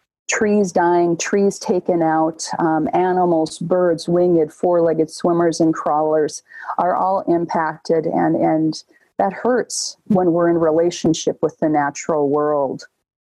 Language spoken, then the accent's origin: English; Red River Valley, United States; I grew up in the Red River Valley, and the flood of 97 especially sticks out for me.